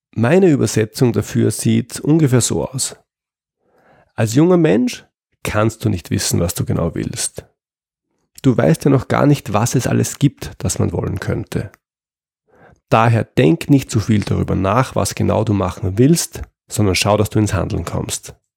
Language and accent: German; Austria; in Österreich, wo ich herkomme